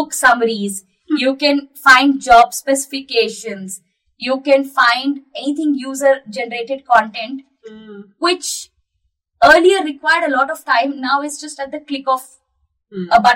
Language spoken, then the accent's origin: English; India; as an Indian, we all are super proud of our ISRO team there